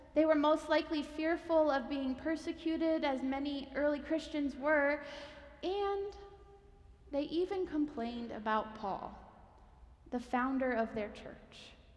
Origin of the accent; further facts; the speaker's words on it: Pennsylvania, United States; moved away; I'm from Pennsylvania